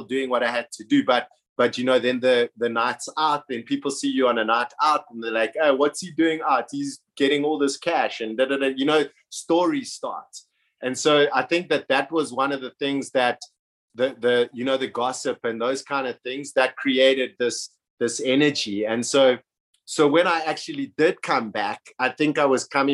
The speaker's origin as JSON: {"language": "English", "town": "Johannesburg", "region": "Gauteng", "country": "South Africa", "tie": "born or raised there", "also_born_or_lived": "Cape Town / France", "moved": "as an adult", "said": "growing up in Johannesburg"}